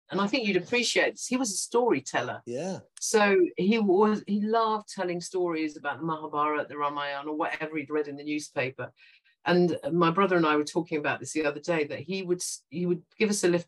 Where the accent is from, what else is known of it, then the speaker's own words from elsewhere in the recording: London, United Kingdom; born there; very young, and so I was born in in London, uh, and my younger brother was also born here. But we were brought up very Indian. We weren't allowed to speak English at home.